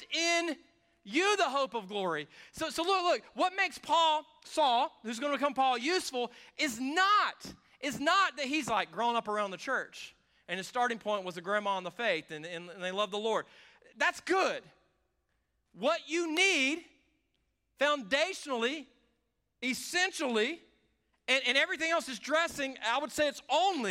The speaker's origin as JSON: {"language": "English", "region": "the South", "country": "United States", "tie": "born or raised there", "said": "I grew up around this in the South"}